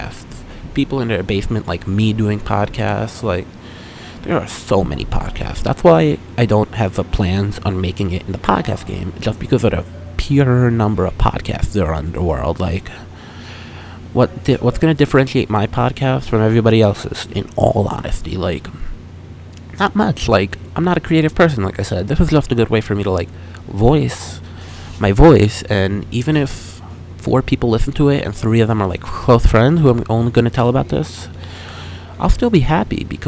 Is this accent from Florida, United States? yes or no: no; New York Islanders' home area, United States; moved away as an adult; now in Columbus, United States; I like the Islanders because they're my hometown team